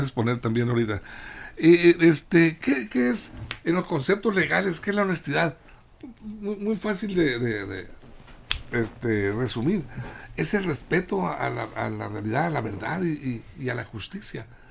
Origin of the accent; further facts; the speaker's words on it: Mexico; somos los mexicanos